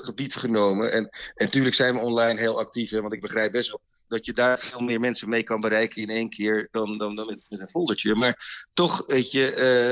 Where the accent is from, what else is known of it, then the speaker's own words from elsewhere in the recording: Het Gooi, North Holland, Netherlands; we komen oorspronkelijk uit Gooi vandaan